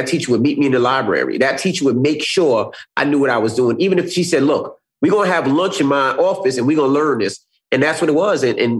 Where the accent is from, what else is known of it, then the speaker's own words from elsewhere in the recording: New York, United States; I was from New York. All I knew was New York.